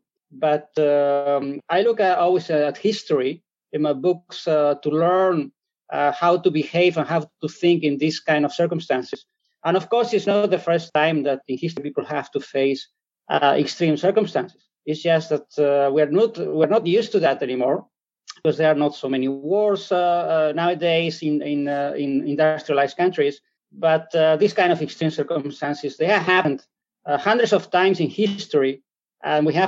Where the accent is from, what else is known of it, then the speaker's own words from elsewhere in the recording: Spain; accent: European; English is a second language; also born or lived in Germany / Belgium; now in Netherlands; I'm originally from Spain